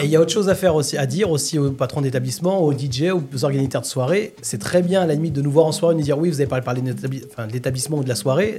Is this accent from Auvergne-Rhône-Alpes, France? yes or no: yes; Lyon, Auvergne-Rhône-Alpes, France; moved away; also born or lived in Provence; je suis de Lyon à l'origine, ça fait longtemps que j'ai quitté.